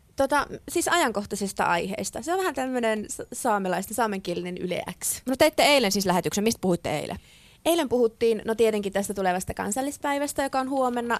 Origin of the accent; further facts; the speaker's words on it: Ivalo, Lapland, Finland; minä olen Ivalosta kotoisin